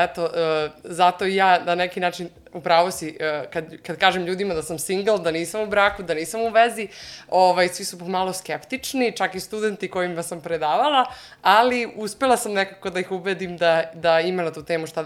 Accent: Jagodina, Šumadija and Western Serbia, Serbia; moved away as an adult; now in Germany; imam 28 godina, dolazim iz Jagodine, a, ali evo već a, e, tri, skoro četiri godine živim u Nemačkoj

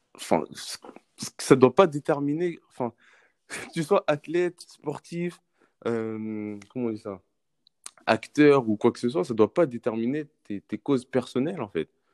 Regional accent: France; on est français mais on a mmh nos, origines, origine euh, origines, en fait, de notre mmh pays, de nos parents

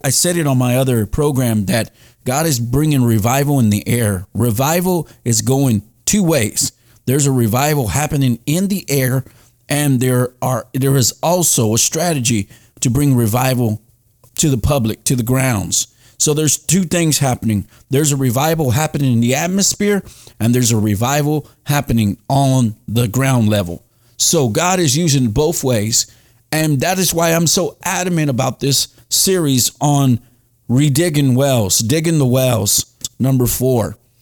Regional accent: Dallas, Texas, United States; moved away; Dallas, my hometown

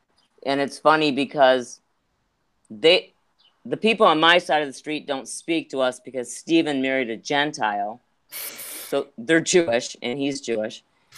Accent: Ireland; because I'm so Irish

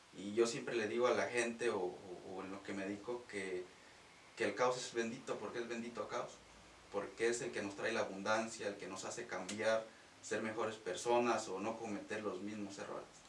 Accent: Ojo de Agua de Ballesteros, Guanajuato, Mexico; moved away; soy de Guanajuato. nací en oh. un, bueno, un pueblo que se llama Ojo de Agua de Ballesteros, oh. cercano de Salvatierra.

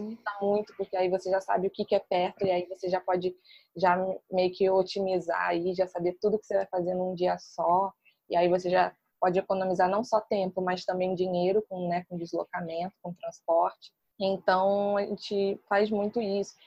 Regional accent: Niterói, Rio de Janeiro, Brazil; eu sou de Niterói

